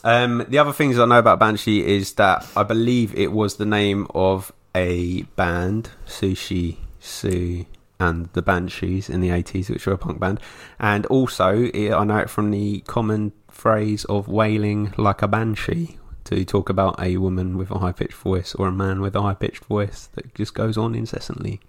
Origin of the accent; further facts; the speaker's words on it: England, United Kingdom; being English